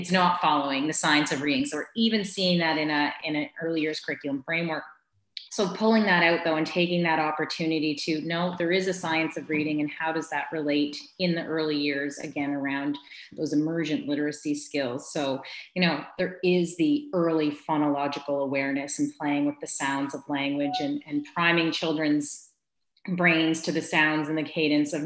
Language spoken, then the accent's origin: English; Quispamsis, New Brunswick, Canada; two in Kwispamsis, my hometown